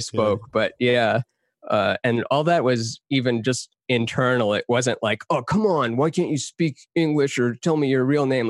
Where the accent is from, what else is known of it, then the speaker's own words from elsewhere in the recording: Texas, United States; also born or lived in Canada; now in Los Angeles, United States; I grew up half in Texas, half in Canada.